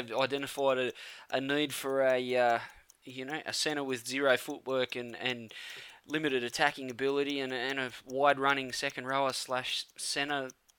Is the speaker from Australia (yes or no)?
yes; Campbelltown, New South Wales, Australia; I'm from Campbelltown.